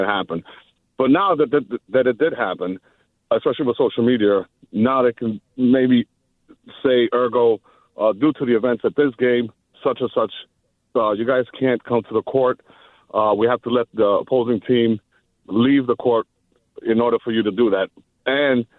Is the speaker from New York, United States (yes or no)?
yes; New York City, New York, United States; also born or lived in Toronto; I'm from the Bronx